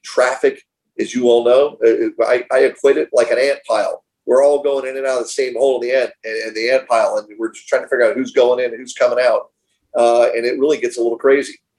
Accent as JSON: {"language": "English", "town": "Miami", "region": "Florida", "country": "United States", "tie": "born or raised there", "said": "being born and raised here in Miami, I was born in Mercy Hospital."}